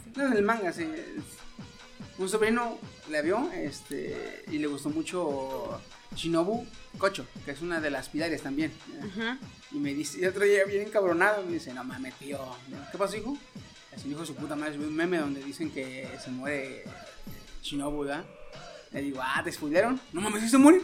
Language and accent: Spanish; Mexico; como buen mexicano que soy y gordo